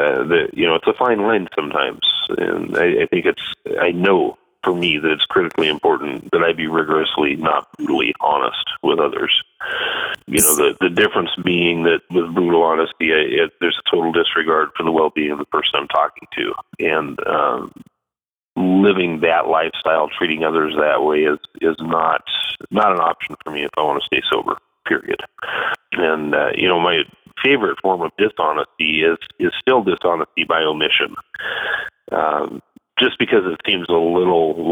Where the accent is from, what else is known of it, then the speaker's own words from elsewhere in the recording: Astoria, Oregon, United States; moved away as an adult; also born or lived in Akron, Ohio; I am back in Astoria, Oregon. I'm back home